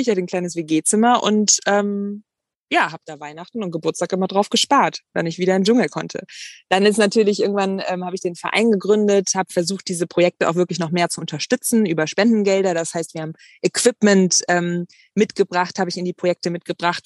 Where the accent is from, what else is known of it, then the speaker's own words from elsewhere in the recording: Bonn, North Rhine-Westphalia, Germany; now in Hamburg, Germany; ich bin ähm, ja auf dem Dorf groß geworden und naja, naja, in Bonn